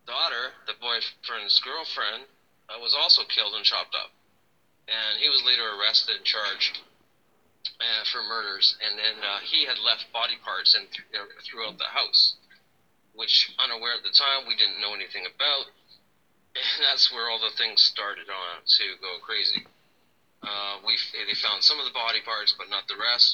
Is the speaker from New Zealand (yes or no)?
no; Toronto, Ontario, Canada; I grew up in Toronto, Canada